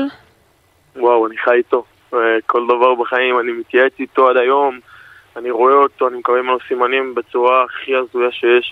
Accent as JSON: {"language": "Hebrew", "town": "Elei Sinai", "region": "Gaza envelope", "country": "Israel", "tie": "born or raised there", "moved": "yes", "lives_now": "Palmachim, Israel", "said": "אנחנו חברים מגיל אפס, אנחנו גדלנו ביחד בעוטף עזה, במושב אלי סיני"}